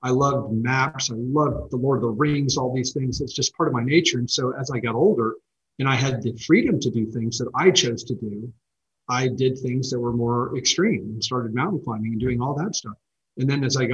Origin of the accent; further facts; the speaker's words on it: United States; being an American